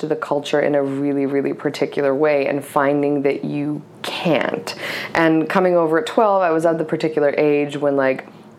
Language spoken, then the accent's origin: English; Cyprus; also born or lived in Egypt; now in United States; And so we left, and I grew up in Cyprus and Egypt. I was raised by my mother and my grandparents, and we ended up in Georgia in a suburb of Atlanta called Lawrenceville.